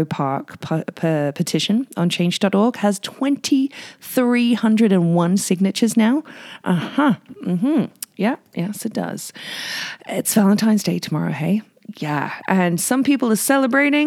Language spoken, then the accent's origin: English; United Kingdom; now in Whistler, Canada; being British